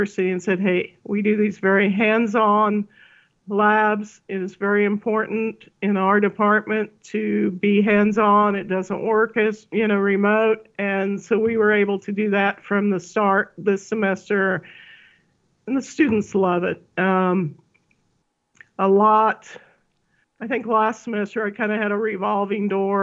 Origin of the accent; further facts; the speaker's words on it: Salina, Kansas, United States; When I grew up near Salina